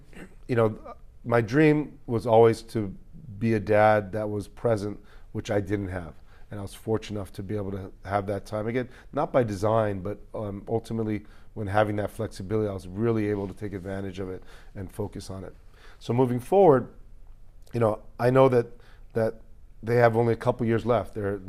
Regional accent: Hawaii, United States; as well as my history and heritage of growing up in Hawaii.

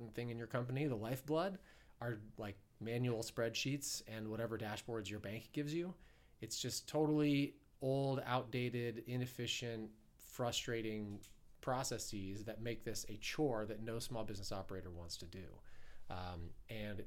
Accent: Ohio, United States; also born or lived in New York; now in Southern California, United States; I'm an Ohio boy. I'm a Midwesterner. Being back here in Kansas City feels a little like home, but I grew up in Ohio

